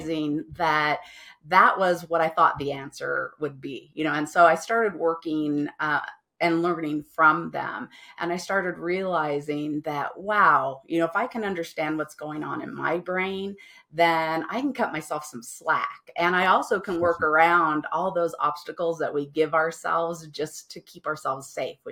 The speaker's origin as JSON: {"language": "English", "town": "Las Vegas", "region": "Nevada", "country": "United States", "also_born_or_lived": "San Francisco Bay Area", "moved": "as an adult", "said": "I didn't have a family because I was from Las Vegas."}